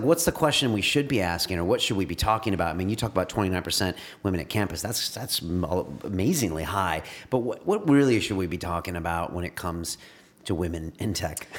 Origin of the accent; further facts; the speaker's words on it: California, United States; I'm from California